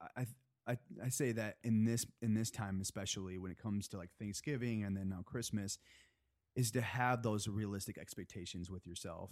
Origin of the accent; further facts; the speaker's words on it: Chelsea, Michigan, United States; moved away as an adult; now in Los Angeles, United States; I'm from a small town, uh, in Michigan. Have you heard of Chelsea, Michigan?